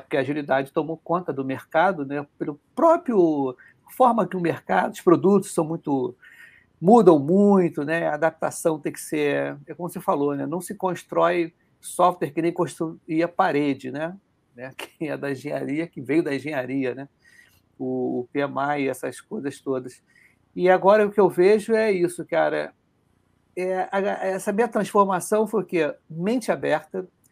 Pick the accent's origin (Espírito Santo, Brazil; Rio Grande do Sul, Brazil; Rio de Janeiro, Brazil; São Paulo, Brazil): Rio de Janeiro, Brazil; accent: carioca; A gente que é carioca